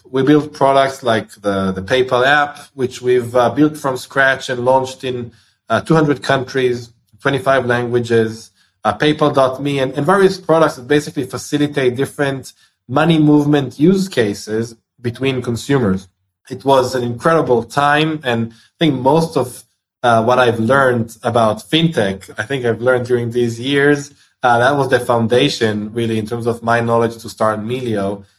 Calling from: Tel Aviv, Tel Aviv District, Israel; I'm doing this from Tel Aviv, Israel.

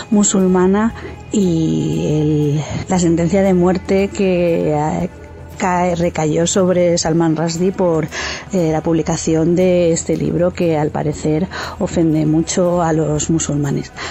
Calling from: Spain; del Cactus y desde España eh, aquí estoy

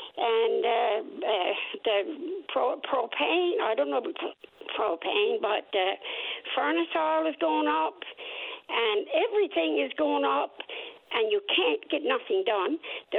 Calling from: Gander, Newfoundland and Labrador, Canada; I'm calling from Gander, and I've called you many times.

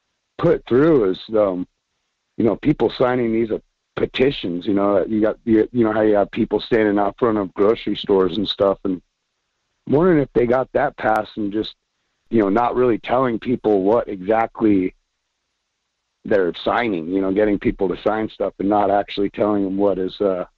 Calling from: Homer, Alaska, United States; Hello. Hi. … from Homer.

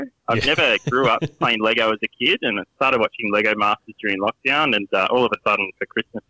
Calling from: New South Wales, Australia; I am calling from Western Sydney.

